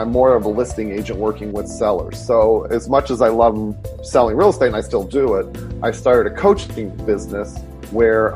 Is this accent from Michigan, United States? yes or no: yes; Detroit, Michigan, United States; now in San Francisco, United States; born and raised in Detroit